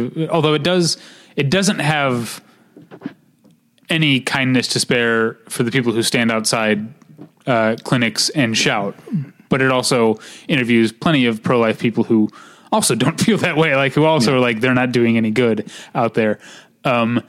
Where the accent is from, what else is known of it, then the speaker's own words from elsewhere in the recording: Missouri, United States; moved away; my home state